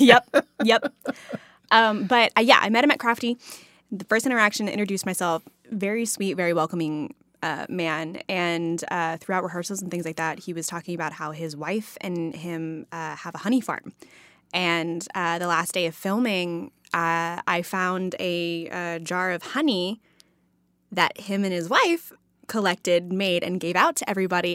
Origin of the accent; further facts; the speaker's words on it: Texas, United States; moved away; I'm from Texas, so I grew up on Tex-Mex